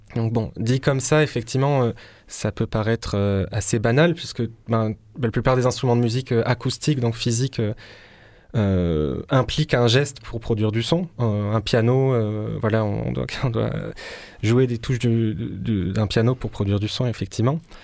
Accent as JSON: {"language": "French", "town": "Marseille", "region": "Provence-Alpes-Côte d'Azur", "country": "France", "tie": "born or raised there", "said": "je suis né à Marseille, je suis, je suis d'ici."}